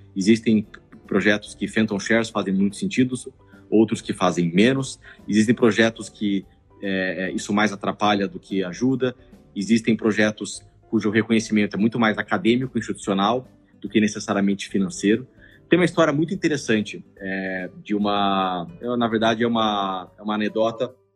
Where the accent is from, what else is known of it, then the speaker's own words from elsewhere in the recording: Campo Grande, Mato Grosso do Sul, Brazil; moved away as an adult; now in São Paulo, Brazil; E eu mudei para São Paulo para fazer faculdade. Eu sou de Campo Grande, Mato Grosso do Sul